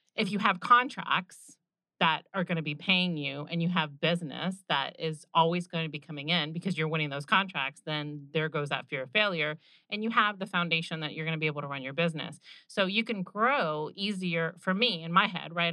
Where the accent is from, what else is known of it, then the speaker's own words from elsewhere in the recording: Orlando, Florida, United States; I grew up going in Orlando to Bay Hill